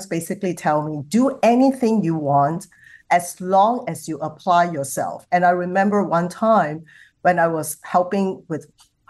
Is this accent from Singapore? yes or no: yes; Singapore; I come from Singapore